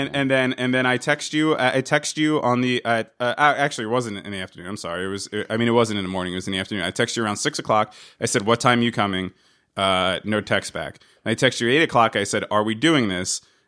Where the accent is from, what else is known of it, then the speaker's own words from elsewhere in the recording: New Jersey, United States; also to remind you that I'm from New Jersey.